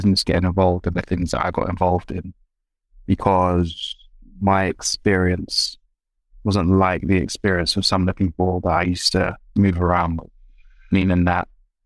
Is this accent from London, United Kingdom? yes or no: yes; London, United Kingdom; But I was raised in South London. So the person that you see before you, I'm made of South London stock